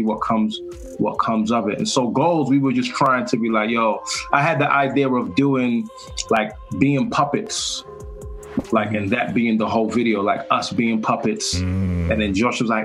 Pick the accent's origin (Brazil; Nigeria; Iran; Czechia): Nigeria; I'm black, I'm Nigerian.